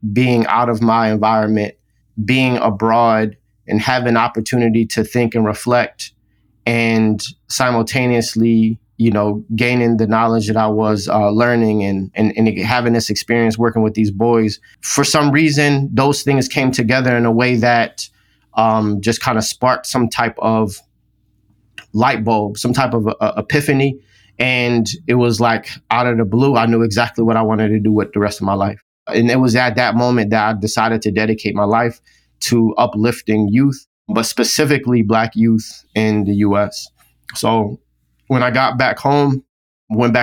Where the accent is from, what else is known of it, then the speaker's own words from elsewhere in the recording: Philadelphia, Pennsylvania, United States; now in Atlanta, United States; I grew up in Philadelphia, West Philadelphia primarily